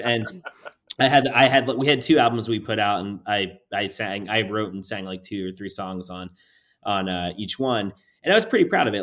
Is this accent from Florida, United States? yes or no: yes; New Port Richey, Florida, United States; I grew up in Newport Richey, Florida